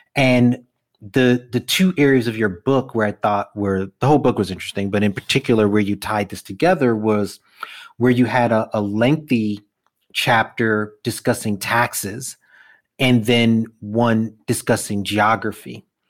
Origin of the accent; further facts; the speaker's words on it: New York City, New York, United States; born and bred Brooklyn kid